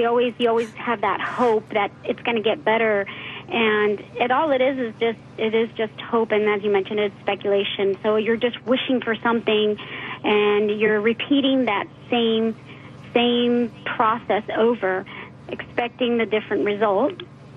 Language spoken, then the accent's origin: English; Miami, Florida, United States; moved away as an adult; also born or lived in Pennsylvania; now in San Antonio, United States; I'm originally from Miami, Florida